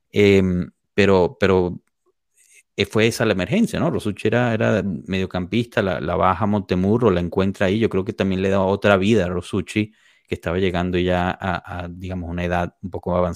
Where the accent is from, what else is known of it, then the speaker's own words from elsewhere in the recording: Italy; Spanish is a second language; si yo voy al extranjero, obviamente no voy a empezar a jugar simplemente porque soy italiana.